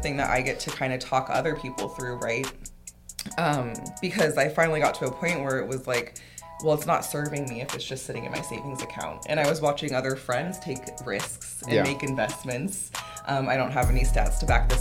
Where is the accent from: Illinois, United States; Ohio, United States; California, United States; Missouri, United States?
California, United States; Southern; moved away as an adult; now in Salem, United States; I'm originally from Southern California